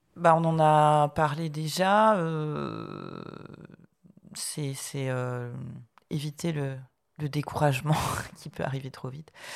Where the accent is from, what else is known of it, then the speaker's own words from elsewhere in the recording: Brittany, France; je suis bretonne d'origine.